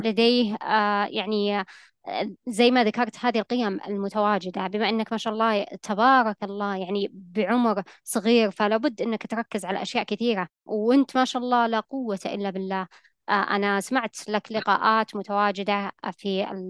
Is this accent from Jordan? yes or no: no; Saudi Arabia; عندنا في المملكة العربية السعودية